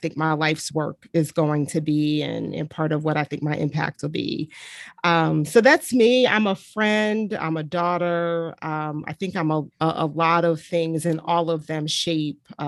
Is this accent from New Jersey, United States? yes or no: yes; Montclair, New Jersey, United States; moved away as an adult; also born or lived in Atlanta, Georgia / Virginia; now in Pittsburgh, United States; I grew up in New Jersey. So born and raised in New Jersey, spent all of my formative years in a town called Montclair